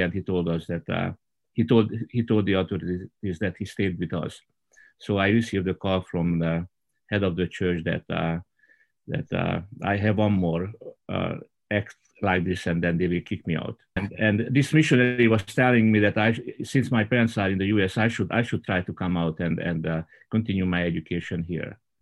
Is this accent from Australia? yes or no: no; Hungary; now in United States; growing up in Hungary